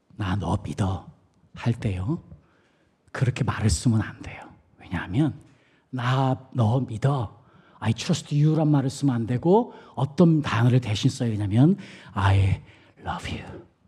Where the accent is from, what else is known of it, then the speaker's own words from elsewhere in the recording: South Korea; moved away; 저는 한국 사람으로서